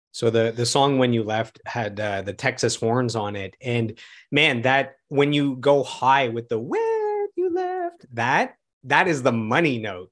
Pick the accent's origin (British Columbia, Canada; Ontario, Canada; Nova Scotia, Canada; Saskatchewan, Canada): Ontario, Canada; Ottawa; my hometown of Ottawa